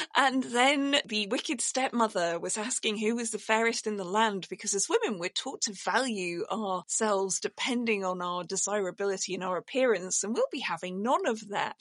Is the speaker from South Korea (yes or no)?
no; Yorkshire and the Humber, United Kingdom; I grew up in Yorkshire